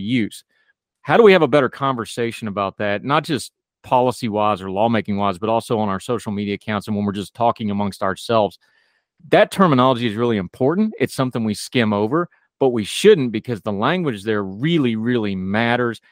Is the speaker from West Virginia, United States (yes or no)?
yes; West Virginia, United States; I grew up in the woods, I grew up in West Virginia